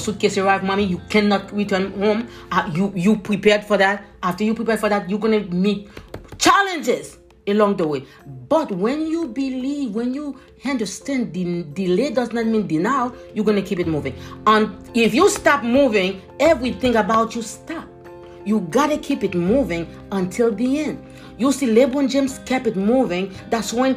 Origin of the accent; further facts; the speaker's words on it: Haiti; moved away; young, Haitian, immigrant